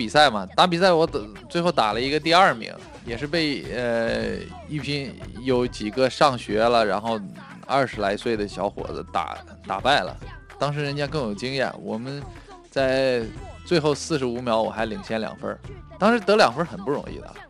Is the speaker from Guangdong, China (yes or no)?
no; Shanxi, China; moved away; 我我山西省的啊，呃，山西省体校。